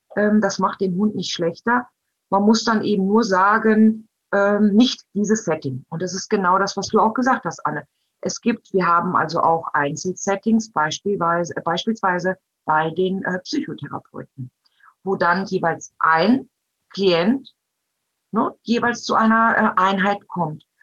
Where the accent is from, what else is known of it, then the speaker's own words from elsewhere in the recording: Germany; Bei uns in Deutschland